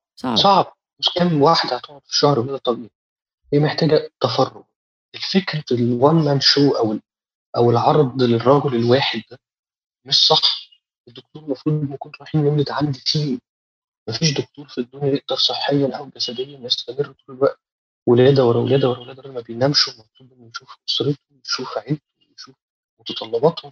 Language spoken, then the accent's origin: Arabic; Egypt; إحنا دكاترة مصريين